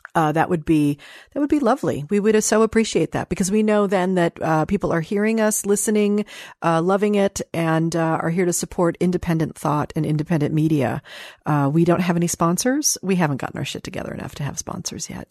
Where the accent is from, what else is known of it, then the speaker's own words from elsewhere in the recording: Dayton, Ohio, United States; I was born in Dayton, Ohio